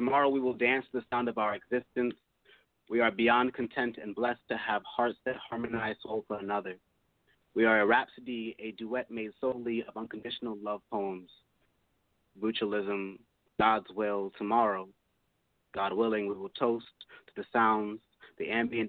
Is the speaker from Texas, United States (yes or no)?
no; Hartford, Connecticut, United States; I'm a poet from Hartford, Connecticut.